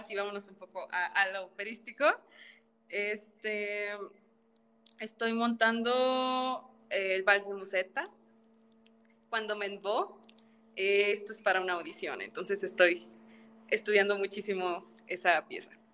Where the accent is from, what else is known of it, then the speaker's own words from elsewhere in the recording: Tampico, Tamaulipas, Mexico; Soy originaria de Tampico, Tamaulipas